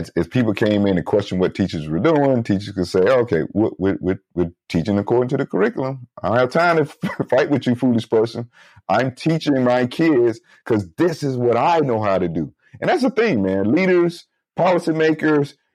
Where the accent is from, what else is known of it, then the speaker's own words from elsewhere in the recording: Albany, Georgia, United States; moved away; my hometown of Albany, Georgia, I have to slow that down for folks. So I grew up in what was called the Mount Zion Gardens projects